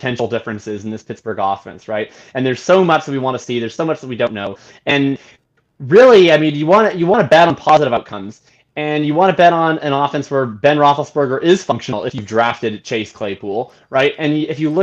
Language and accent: English; Canada; as a Canadian